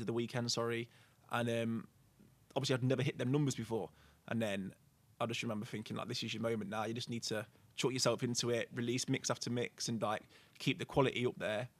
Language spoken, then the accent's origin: English; Burton upon Trent, West Midlands, United Kingdom; I live in Stretton, so like I've lived there my whole life